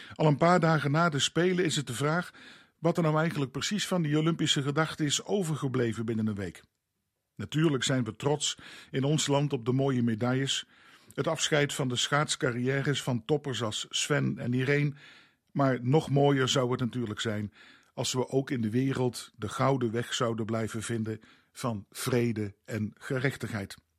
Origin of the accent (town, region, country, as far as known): Netherlands